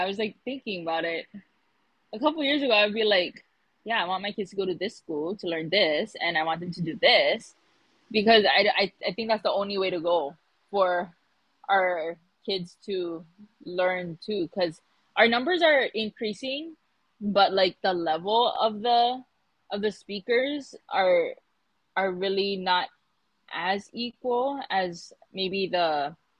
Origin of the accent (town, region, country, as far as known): Hawaii, United States